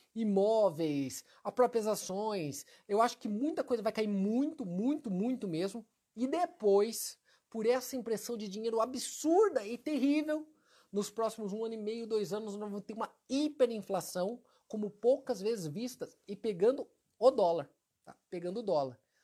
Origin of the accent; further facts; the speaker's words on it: Maringá, Paraná, Brazil; Maringá, que é minha cidade natal